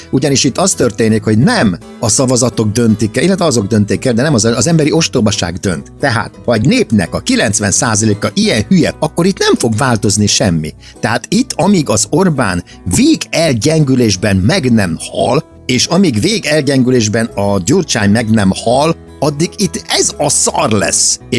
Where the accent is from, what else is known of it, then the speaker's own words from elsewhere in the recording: Hungary; én nagyon szégyelem magam, hogy magyar vagyok. Tehát, hogy ide születtem